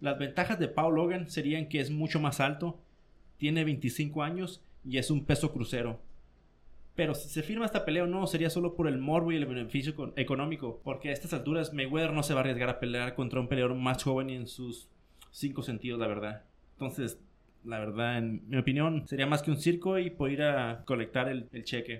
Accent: Mexicali, Baja California, Mexico; now in United States; aquí en mi ciudad natal

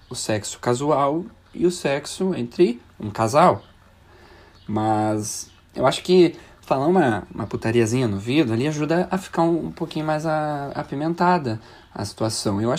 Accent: Canoas, Rio Grande do Sul, Brazil; tenho 31 anos, sou de Canoas.

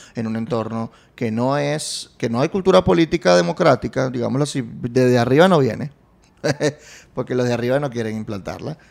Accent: Venezuela; vengo de un país con una historia

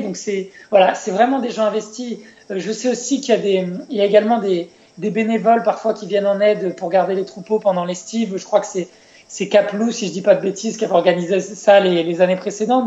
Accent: France; chez nous en France

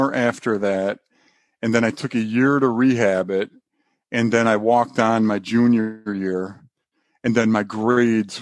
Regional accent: Rochester, New York, United States; now in North Carolina, United States; I grew up in Rochester, New York.

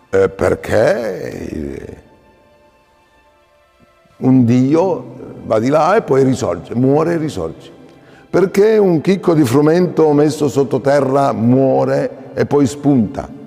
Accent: Acireale, Sicily, Italy; io vengo da Acireale, Acicastello, Acitrezza, nel catanese, sotto Letna, no?

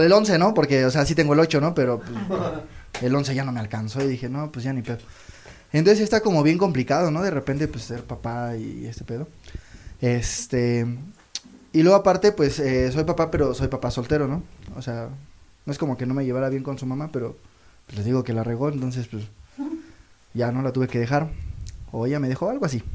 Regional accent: Toluca, State of Mexico, Mexico; yo vengo de allá de Toluca

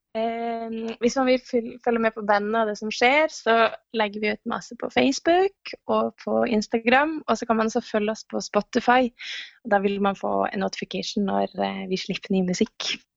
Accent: Northern Norway, Norway; moved away; Siden jeg er nordlending, så har jeg jo vokst opp med å være ganske direkte på mer enn her nede i sør

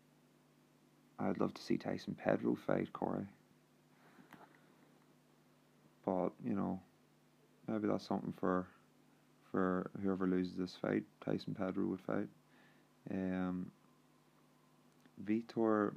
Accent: Northern Ireland, United Kingdom; I'm actually from Ireland, the north of Ireland, actually

